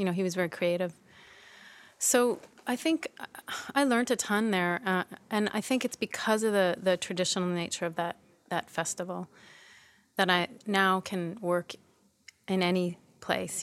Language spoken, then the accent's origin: English; Toronto, Ontario, Canada; moved away as an adult; also born or lived in Montreal / Vancouver; I was born in Montreal, but I grew up in Toronto